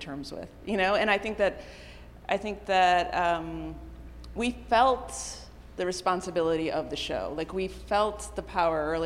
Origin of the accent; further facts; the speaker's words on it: Midwest, United States; I'm a girl from the Midwest.